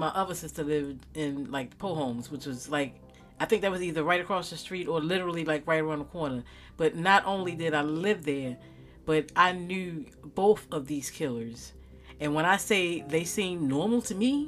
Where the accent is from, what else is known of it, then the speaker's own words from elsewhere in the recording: Baltimore, Maryland, United States; also born or lived in Owings Mills, Maryland / Reisterstown, Maryland; growing up in West Baltimore City, especially in the 90s